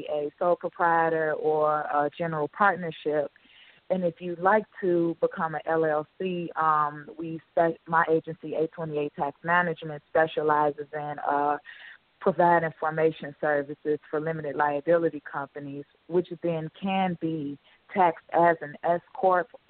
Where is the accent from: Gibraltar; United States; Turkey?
United States; Chicago, Illinois; I'm pretty much born and raised in Chicago, Illinois